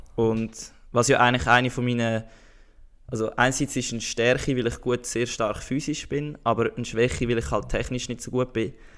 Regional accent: Switzerland; bei uns in der Schweiz

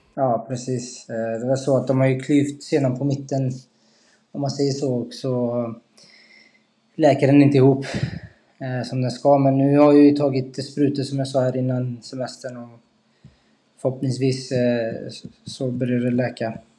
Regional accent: Skövde, Västra Götaland, Sweden; moved away; also born or lived in Degerfors; familjen i Skövde

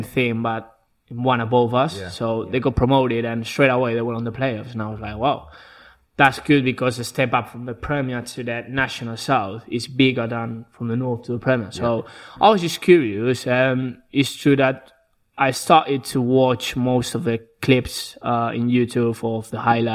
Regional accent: Basque Country, Spain; English is a second language; moved away as an adult; now in England; I'm from the north of Spain, the Basque Country

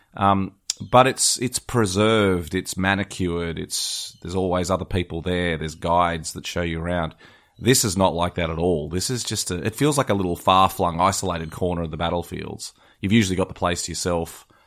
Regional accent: Australia; I certainly see that as an Australian

